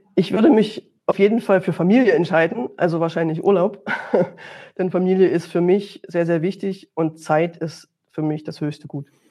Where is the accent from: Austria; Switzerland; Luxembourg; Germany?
Germany; Dresden, Saxony; Auch Sachsen, wo ich mich jetzt hier befinde, ich komme ja aus Dresden